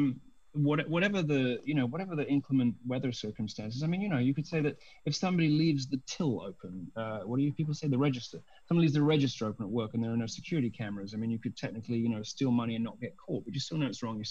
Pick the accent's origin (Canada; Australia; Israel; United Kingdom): United Kingdom; I'm just British